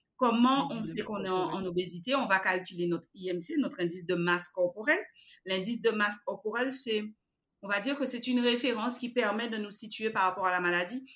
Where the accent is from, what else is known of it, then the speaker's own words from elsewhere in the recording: Guadeloupe; chez nous, aux Antilles, mon Dieu, en Guadeloupe particulièrement